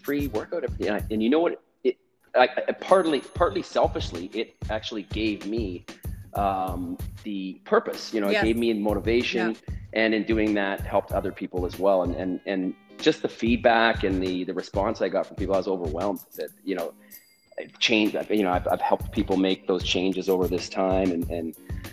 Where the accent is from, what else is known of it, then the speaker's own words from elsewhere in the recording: Western Canada, Canada; I'm from the West Coast, so from Western Canada